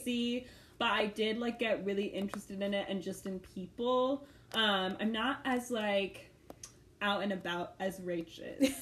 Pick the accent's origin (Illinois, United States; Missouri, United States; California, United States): Missouri, United States; St. Louis; moved away as an adult; also born or lived in Ireland; now in Kansas City, United States; I'm from St. Louis, Missouri, and I spent like my whole life there up until college